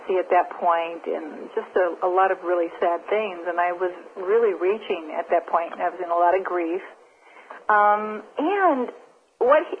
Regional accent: Nebraska, United States; So I was raised in Nebraska.

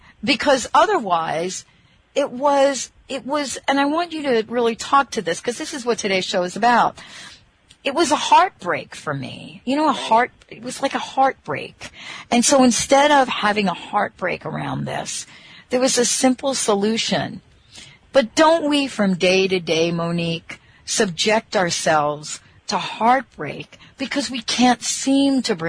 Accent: Bronx, New York, United States; When I was 5 years old, I grew up in the Bronx. When I was 5 years old, my dad introduced me to horseback riding in Van Cortlandt Park in the Bronx.

